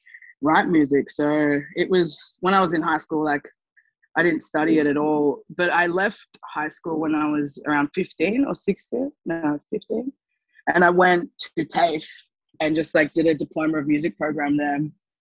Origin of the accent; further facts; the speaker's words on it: Gold Coast, Queensland, Australia; I think that was the best way of coping growing up on the Gold Coast, because it was such a, you know, it was a very white place to live.